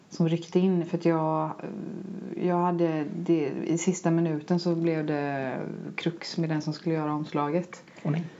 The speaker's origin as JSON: {"language": "Swedish", "town": "Stockholm", "region": "Stockholm County", "country": "Sweden", "said": "Som stockholmare tycker jag det är, jättecoolt"}